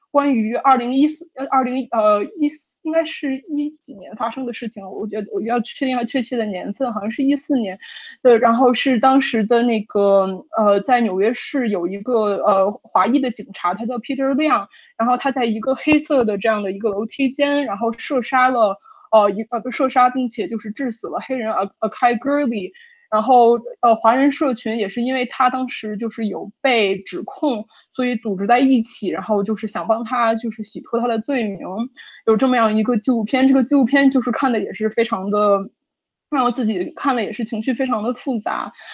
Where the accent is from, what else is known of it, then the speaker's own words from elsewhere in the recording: Beijing, China; moved away as an adult; now in United States; 我是一个在一个北京中产家庭长大的一个小孩儿，然后我十八岁的时候来美国读本科